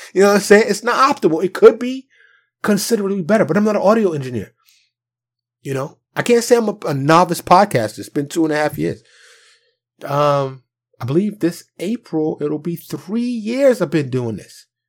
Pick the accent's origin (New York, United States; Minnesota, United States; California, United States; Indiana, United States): New York, United States; New York City; Born and raised in New York City